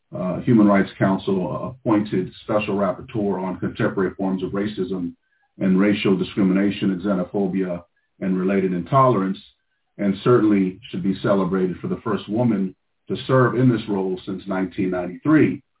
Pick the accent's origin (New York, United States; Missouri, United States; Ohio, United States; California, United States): California, United States; Los Angeles; the one being born and raised in Los Angeles.